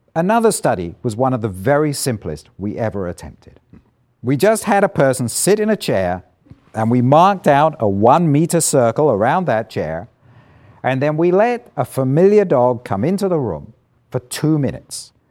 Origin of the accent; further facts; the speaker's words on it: Isle of Wight, South East England, United Kingdom; moved away as an adult; also born or lived in London / Edinburgh; I grew up on the Isle of Wight, an island about twenty-five miles long, fifteen miles wide, off the south coast of England.